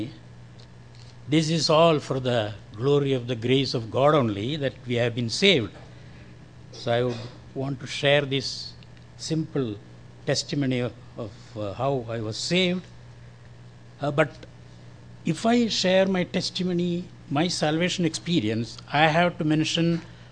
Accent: Kerala, India; accent: Indian; first language Malayalam; English is a second language; my accent, I don't know if you can follow, this is an Indian accent

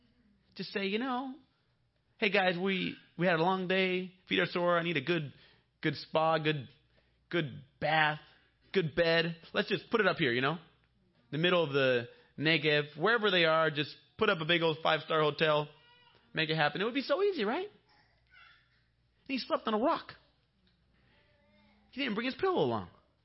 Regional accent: Bolivia; When I was growing up in Bolivia, all the girls wanted me to speak English.

